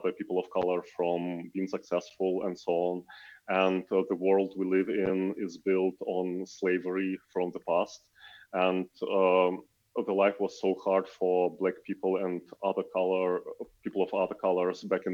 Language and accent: English; Ukraine; I'm from Ukraine